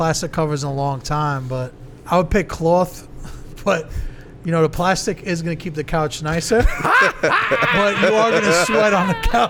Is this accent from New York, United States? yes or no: yes; New York, United States; we're from New York.